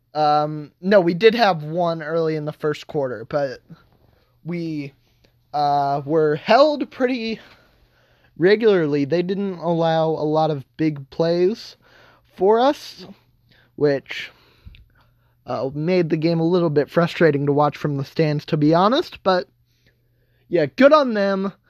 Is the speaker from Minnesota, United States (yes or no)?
no; Kingman, Kansas, United States; my hometown Kingman Eagles football team